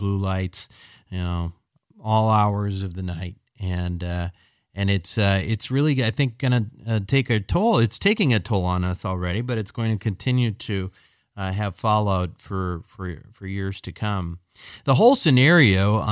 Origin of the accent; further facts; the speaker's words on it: Minnesota, United States; now in Montecito, United States; growing up in Minnesota